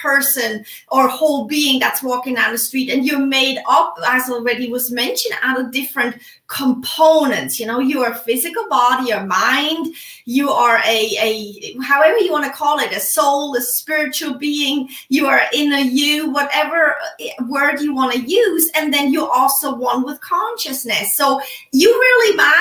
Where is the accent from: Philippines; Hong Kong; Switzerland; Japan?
Switzerland; now in United States; I am originally from Switzerland, live in the United States.